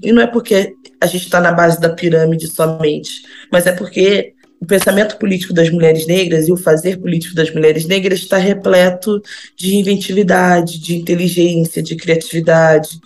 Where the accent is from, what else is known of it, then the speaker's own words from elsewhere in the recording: Brazil; Eu nunca saí do Brasil